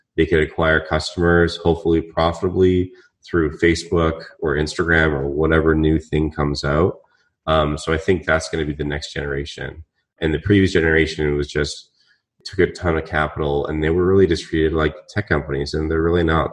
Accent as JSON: {"language": "English", "town": "Vancouver", "region": "British Columbia", "country": "Canada", "moved": "yes", "said": "I'm Canadian from Vancouver"}